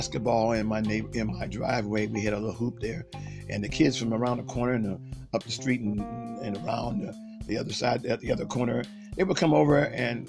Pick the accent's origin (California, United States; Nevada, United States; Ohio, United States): Ohio, United States; Akron; I grew up, we both grew up in West Akron. So we're from the Akron area, Akron, Ohio